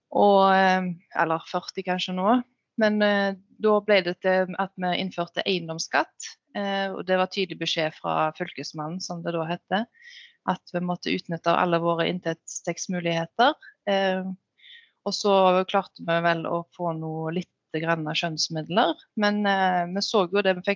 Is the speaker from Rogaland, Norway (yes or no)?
yes; Utsira, Rogaland, Norway; jeg er oppvokst her